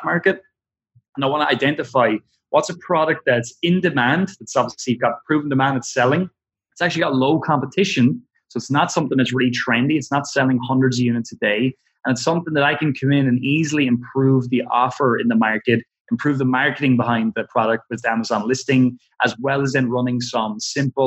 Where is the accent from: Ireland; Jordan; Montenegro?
Ireland; we're from Ireland, you know, a little town where nobody's heard of anything like ClickFunnels